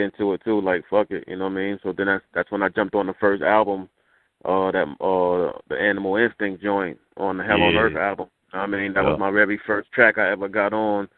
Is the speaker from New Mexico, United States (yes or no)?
no; New York City, New York, United States; also born or lived in Jamaica, Queens, New York; I left Jamaica when I was three, and I moved to Queensbridge